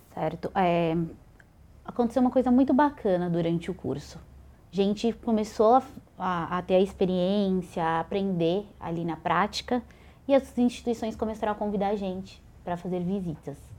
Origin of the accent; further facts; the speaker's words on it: São Paulo, Brazil; sou aqui de São Paulo